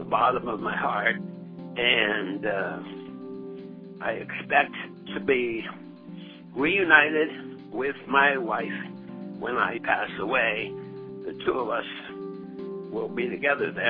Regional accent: North Cape May, New Jersey, United States; My hometown is North Cape, Maine, New Jersey

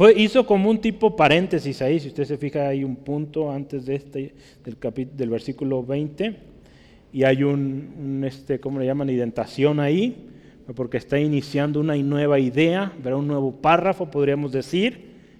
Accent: Mexico; como somos los mexicanos

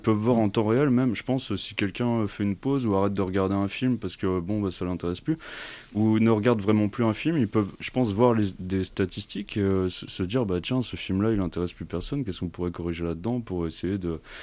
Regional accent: Corsica, France; j'ai grandi en Corse

